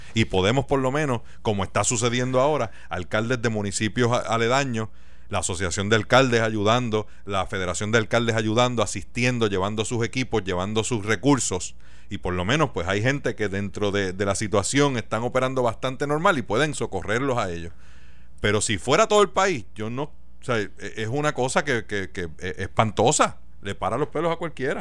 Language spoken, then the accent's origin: Spanish; Mayagüez, Puerto Rico; yo que me crié y nací en Mayagüez